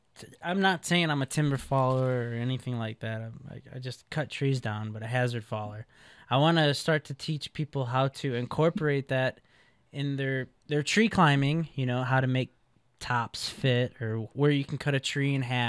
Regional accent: Midwest, United States; You know, she's from the Midwest. I'm from the Midwest, and now we're on the West Coast.

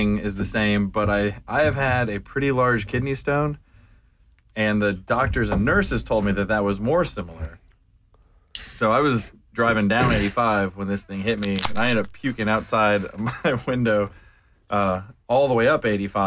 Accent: Seattle, Washington, United States; moved away as an adult; also born or lived in St. Louis / Texas; now in Atlanta, United States; I was born in St. Louis, grew up in Seattle

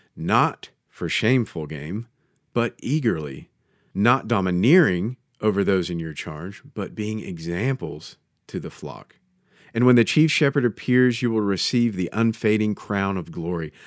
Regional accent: United States; as an American

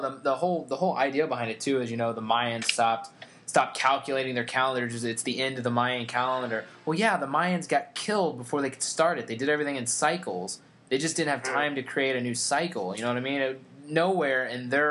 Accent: United States; I am American

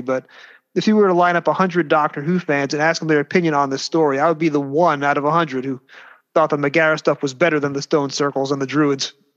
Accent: New York City, New York, United States; accent: Brooklyn; that's my Brooklyn accent

